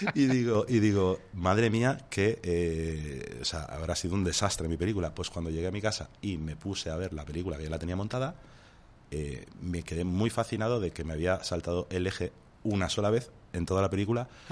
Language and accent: Spanish; Béjar, Castile and León, Spain; en el instituto de, mi pueblo de Béjar